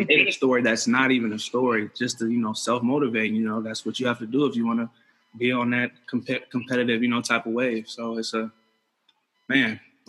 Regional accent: Apple Valley, Minnesota, United States; also born or lived in Columbus, Ohio; Yeah, growing up in Minnesota, it was great. I met my best friend there and friends that I've still talked to forever. I moved to Minnesota from Columbus, Ohio when I was in fourth grade.

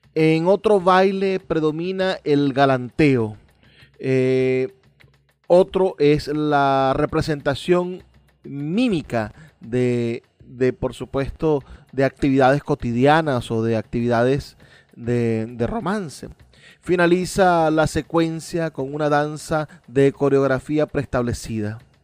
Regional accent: Venezuela; en este crisol de razas que somos nosotros los venezolanos

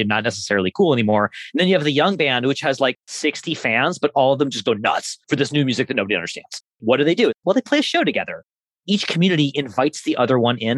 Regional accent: Burlington, Vermont, United States; from Burlington, Vermont, my hometown

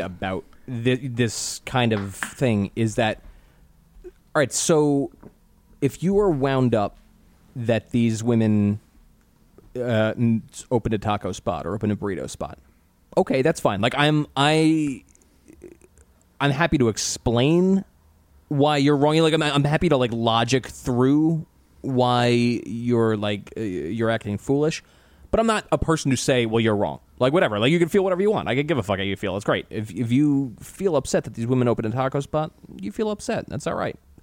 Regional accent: United States; growing up in America as a white male

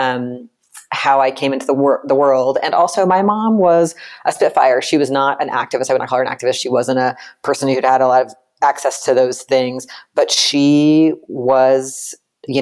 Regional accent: central Virginia, United States; I grew up in a rural place in central Virginia

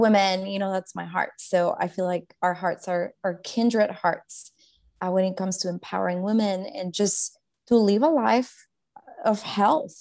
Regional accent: Guatemala; I grew up in Guatemala, born and raised

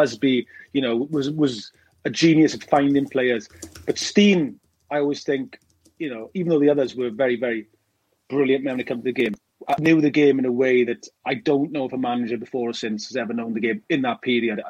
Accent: Wales, United Kingdom; I'm a Welshman

